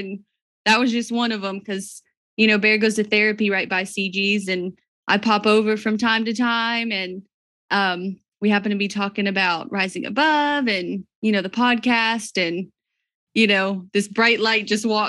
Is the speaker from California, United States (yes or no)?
no; Georgia, United States; now in Crossville, United States; Well, we live in Crossville, Tennessee. We've been here about 4 years. We're originally from South Georgia, my husband and I.